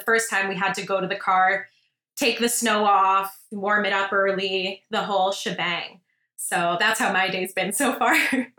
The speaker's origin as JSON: {"language": "English", "country": "Canada", "moved": "yes", "lives_now": "Italy", "said": "I'm from Canada. I do now live in Italy, but right now I'm back in Canada for the holidays."}